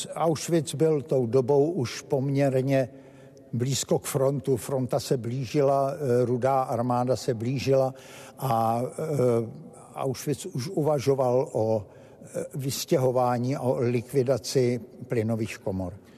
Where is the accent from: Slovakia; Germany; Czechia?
Slovakia; Bratislava, Bratislava Region; my jsme z Bratislavy